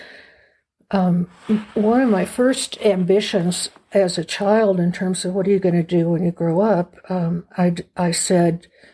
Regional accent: Oklahoma City, Oklahoma, United States; moved away as an adult; also born or lived in Santa Fe, New Mexico; I was born in 1946 in Oklahoma City, very middle America. kind of place and family. We lived semi-rural, 5 acres on the outskirts of the city

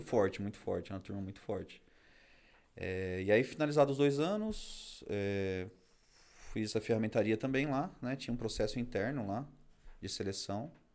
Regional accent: Carapicuíba, São Paulo, Brazil; also born or lived in Barueri; Eu sou da região aqui, na verdade, eu nasci em Barueri, mas cresci minha vida inteira em Carapicuíba

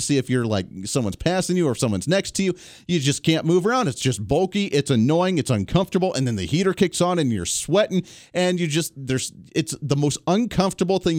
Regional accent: Kansas, United States; I'm from the Kansas area, my Wichita flagship here

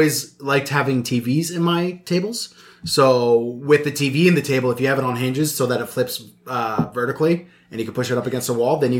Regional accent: Ireland; Fucking, I'm Irish. I would choose potatoes.

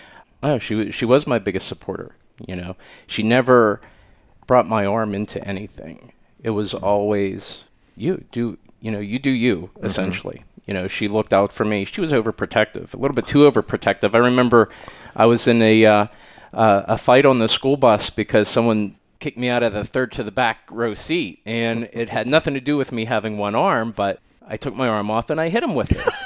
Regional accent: Pittsburgh, Pennsylvania, United States; I grew up outside of Pittsburgh

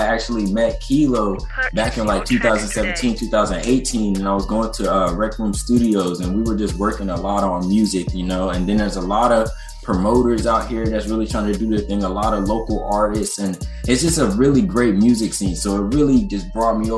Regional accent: Fayetteville, North Carolina, United States; also born or lived in Brooklyn, New York; now in Washington, United States; I was born in Brooklyn, New York, but I was raised in Fayetteville, North Carolina

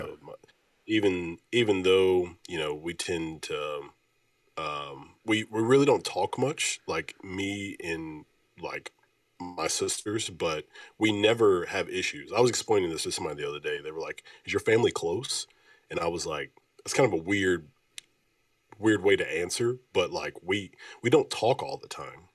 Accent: Oneonta, Alabama, United States; now in Memphis, United States; I'm from Oneonta, Alabama.

